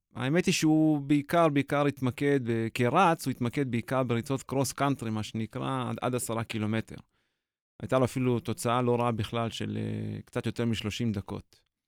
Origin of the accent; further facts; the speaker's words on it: Israel; 18 לפברואר 74 נולדתי בישראל